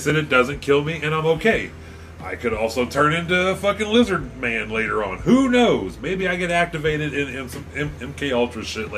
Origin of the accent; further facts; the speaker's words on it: United States; I'm an American